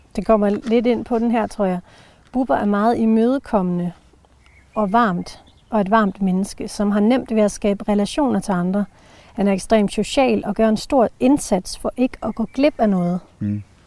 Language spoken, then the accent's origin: Danish; Jutland, Denmark; kommer jeg fra Jylland